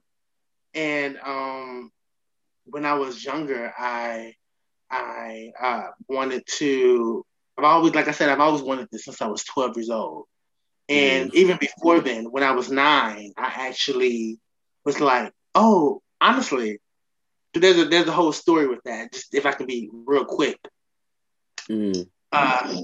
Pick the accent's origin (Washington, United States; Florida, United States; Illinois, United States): Florida, United States; Miami; on my birth certificate, it says Miami, Florida.